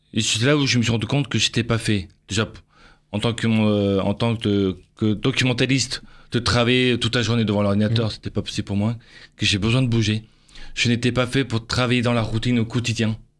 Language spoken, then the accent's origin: French; Avignon, Provence-Alpes-Côte d'Azur, France; je suis d'origine d'Avignon